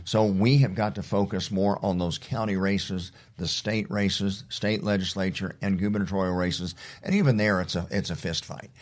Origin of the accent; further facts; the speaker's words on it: Oklahoma, United States; those of us that have grown up in Oklahoma